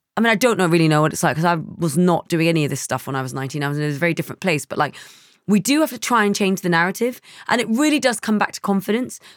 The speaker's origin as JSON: {"language": "English", "region": "London", "country": "United Kingdom", "tie": "born or raised there", "said": "I grew up in East London"}